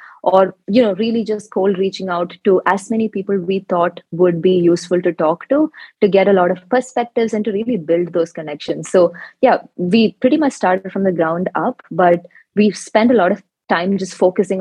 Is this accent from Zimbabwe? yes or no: no; Kerala, India; I come from Kerala, which is a state in India.